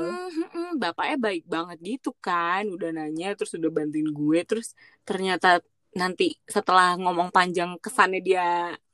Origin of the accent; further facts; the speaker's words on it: Indonesia; gue jawab oh iya dari Indonesia